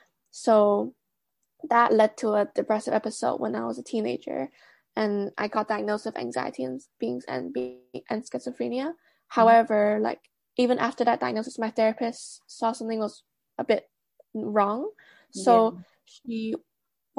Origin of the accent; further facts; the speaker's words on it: Hong Kong; moved away as an adult; now in Birmingham, United Kingdom; I grew up in Hong Kong, but right now I'm living in the UK for my master's